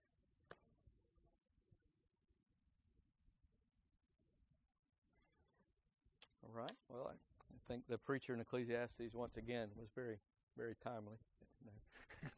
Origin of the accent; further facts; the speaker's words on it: United States; us as American citizens